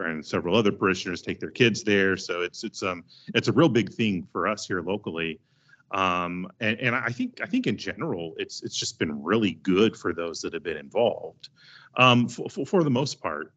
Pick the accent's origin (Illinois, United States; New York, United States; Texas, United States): Texas, United States; I'm from Texas